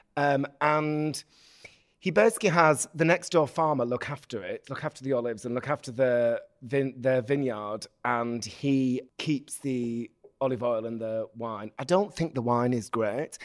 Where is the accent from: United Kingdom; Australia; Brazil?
United Kingdom; Bolton, North West England; I'm from Bolton in the north of England